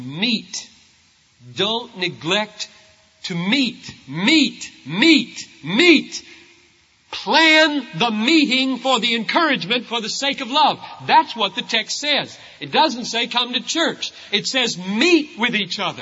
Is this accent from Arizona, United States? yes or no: no; South Carolina, United States; I grew up in South Carolina